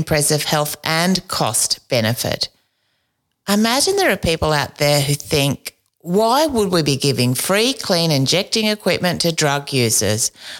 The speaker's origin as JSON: {"language": "English", "town": "Wondai", "region": "Queensland", "country": "Australia", "tie": "born or raised there", "said": "when you were saying then about growing up in Bajalki Paterson, I grew up there too."}